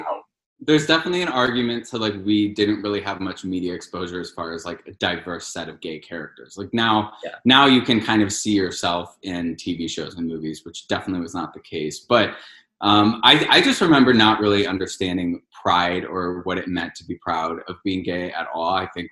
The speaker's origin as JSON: {"language": "English", "town": "Cleveland", "region": "Ohio", "country": "United States", "said": "Cleveland. The magical land of Cleveland."}